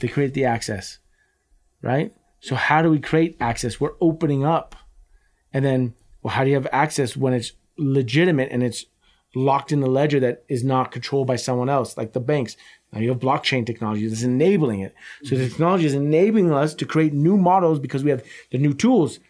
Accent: United States; as an American

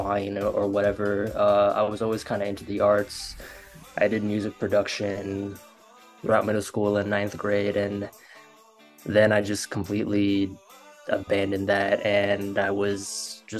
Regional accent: Florida, United States; moved away as an adult; now in Los Angeles, United States; I'm from Florida. And I graduated high school back in 2016.

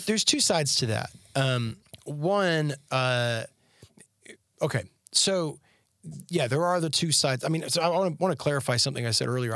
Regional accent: Canada; moved away as an adult; now in Tennessee, United States; growing up in Canada.

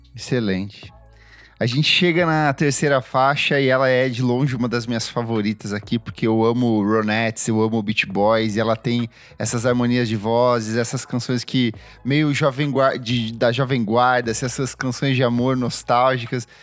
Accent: interior of Paraná, Brazil; moved away; eu venho do interior do Paraná

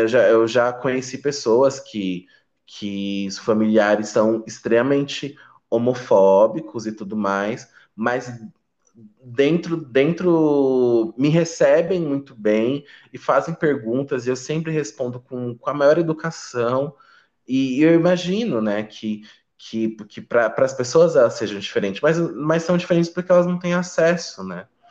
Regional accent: São Paulo, Brazil; also born or lived in Pernambuco; eu também nasci lá em Pernambuco. Ah, nasci lá, nasci lá, mas eu vim para São Paulo muito muito criança, assim, com dois anos de idade. Então, eu quase não tenho sotaque

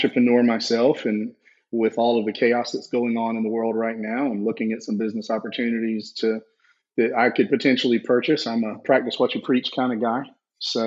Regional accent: South Georgia, United States; I grew up in South Georgia, if you can't tell by the accent

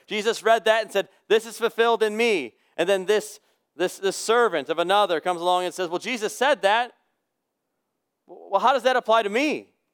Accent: United States; as an American human being living in this century

